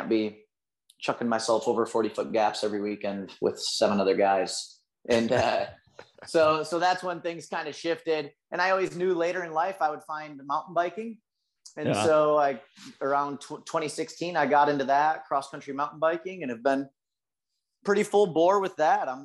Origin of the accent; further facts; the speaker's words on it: Lansing, Michigan, United States; I grew up in Michigan, kind of Lansing area.